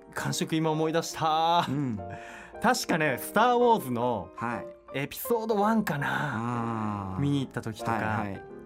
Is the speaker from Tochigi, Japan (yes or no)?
yes; Utsunomiya, Tochigi, Japan; 僕オリオン通りに育てられてたなというふうに感じました